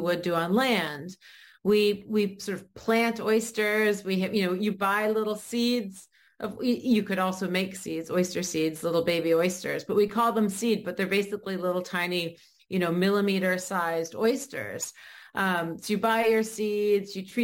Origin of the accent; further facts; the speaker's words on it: Maine, United States; I grew up in Maine.